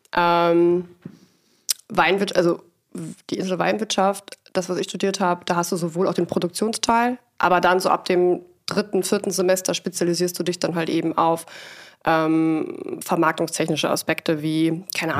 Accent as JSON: {"language": "German", "area": "Siebengebirge near Bonn", "region": "North Rhine-Westphalia", "country": "Germany", "also_born_or_lived": "Geisenheim", "said": "Ich komme aus dem Rheinland, aus dem wunderschönen Siebengebirge, dem Naturpark sozusagen von Bonn."}